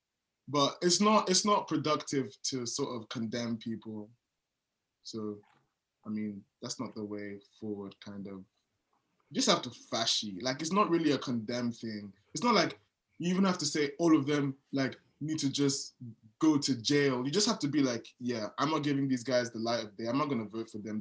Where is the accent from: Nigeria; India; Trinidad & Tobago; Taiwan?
Nigeria; I'm Nigerian.